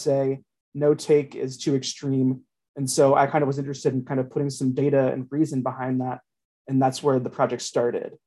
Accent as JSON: {"language": "English", "town": "Cincinnati", "region": "Ohio", "country": "United States", "said": "I'm from Cincinnati and I'm a Bengals fan kind"}